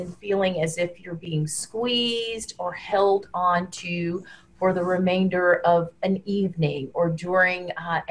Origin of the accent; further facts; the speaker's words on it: Deep South, United States; now in Washington, D.C., United States; I grew up in the Deep South in the United States and still live in a southern city, the District of Columbia